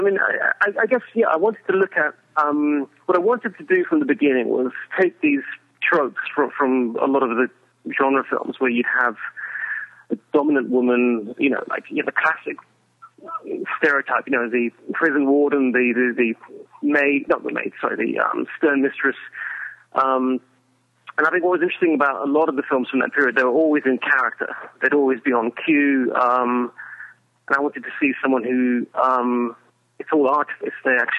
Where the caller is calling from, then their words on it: Hungary